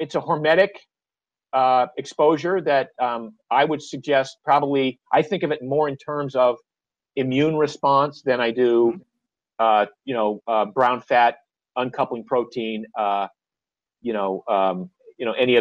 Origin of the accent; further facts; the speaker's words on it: Maine, United States; moved away; I grew up in Maine where the water's always cold.